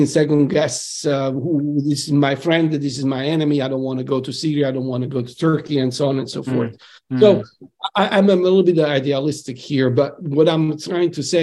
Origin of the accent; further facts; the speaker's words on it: Salerno, Campania, Italy; now in Boston, United States; I'm coming from Salerno, at the south of Italy